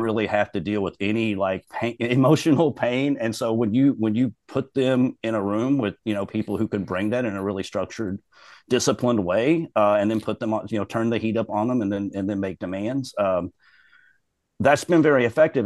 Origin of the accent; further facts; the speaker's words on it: Robertson County, Kentucky, United States; now in Louisville, United States; I'm from Robertson County, which is the smallest county in the state